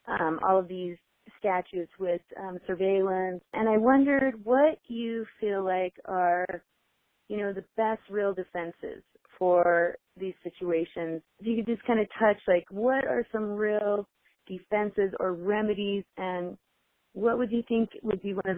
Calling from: Sun Valley, Idaho, United States; also born or lived in Pocatello, Idaho; I am calling from Sun Valley, Idaho, and, well, Pocatello, Idaho, too.

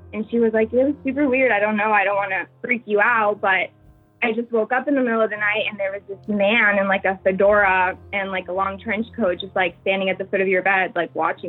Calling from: New York, United States; I'm in New York.

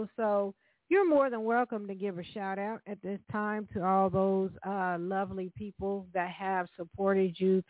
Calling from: Evansville, Indiana, United States; I'm calling from Evansville, Indiana, and we do have a jazz station down here at the University of Evansville, Jazz Flight 91.5 with John B.

